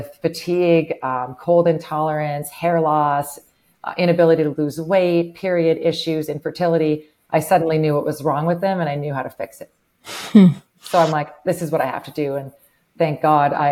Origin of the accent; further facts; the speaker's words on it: Winnipeg, Manitoba, Canada; now in Grand Forks, United States; I was born and raised in Winnipeg, Canada.